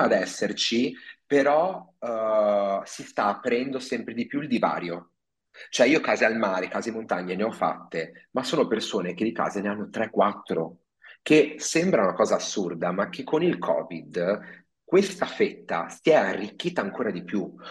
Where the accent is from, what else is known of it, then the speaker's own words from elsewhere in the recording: Padua, Veneto, Italy; now in Milan, Italy; io sono originario di Padova